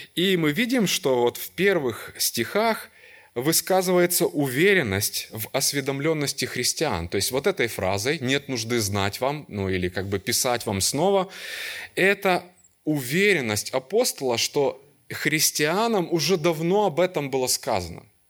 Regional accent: Kyiv, Ukraine; И я родился и вырос в Киеве. Всю жизнь там прожил, до сих пор живу там.

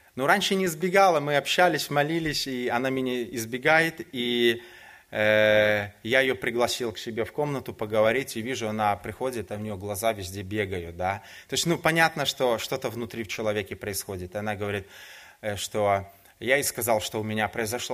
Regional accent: Minsk, Belarus; moved away as an adult; now in Poland; я родом сам из Беларуси, из города Минска. Уже 18 лет я живу в Польше.

